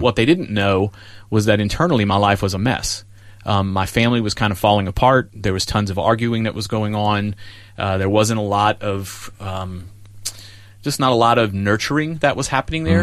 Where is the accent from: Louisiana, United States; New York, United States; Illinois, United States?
Louisiana, United States; New Orleans; I was in Louisiana, uh, New Orleans. I grew up in New Orleans